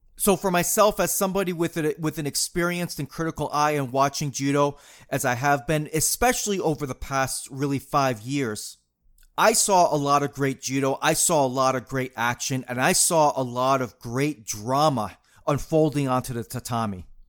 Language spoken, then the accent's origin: English; New England, United States; growing up in New England